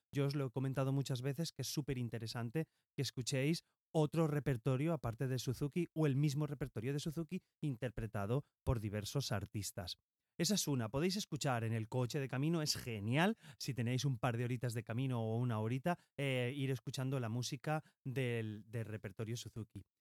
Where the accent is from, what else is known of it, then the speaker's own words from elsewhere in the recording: Valencia, Valencian Community, Spain; yo soy de Valencia